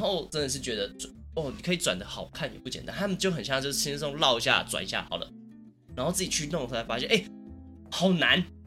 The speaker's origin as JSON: {"language": "Chinese", "town": "Taichung", "country": "Taiwan", "said": "我虽然是台中人嘛"}